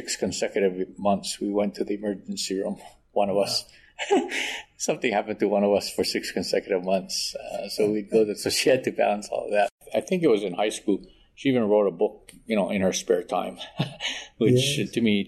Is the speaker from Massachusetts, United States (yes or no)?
no; Honolulu, Hawaii, United States; born and raised in Honolulu.